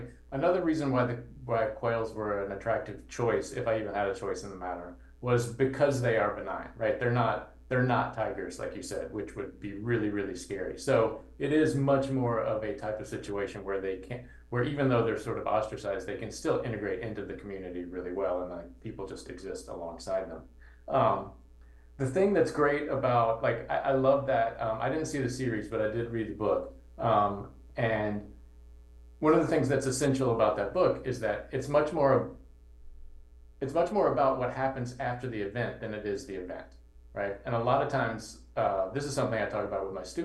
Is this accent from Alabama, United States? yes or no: no; Georgia, United States; moved away as an adult; now in Chicago, United States; I grew up in Georgia